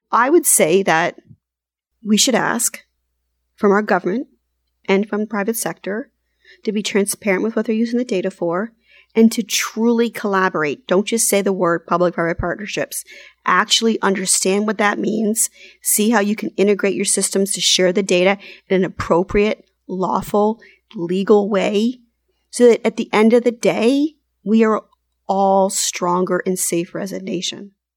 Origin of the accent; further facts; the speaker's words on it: United States; as an American